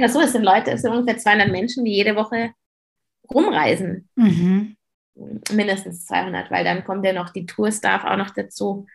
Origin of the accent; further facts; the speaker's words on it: Germany; bei uns in Deutschland